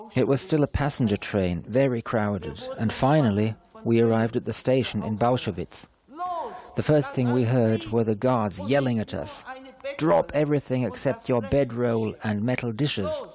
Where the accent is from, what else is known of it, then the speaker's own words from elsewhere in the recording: Kippenheim, Baden-Württemberg, Germany; also born or lived in Jebenhausen, Göppingen, Swabia; I am a Jewish girl from the village of Kippenheim in Baden and from Jebenhaus in Göppingen in Swabia. I was born on December the 31st, 1934, in Kippenheim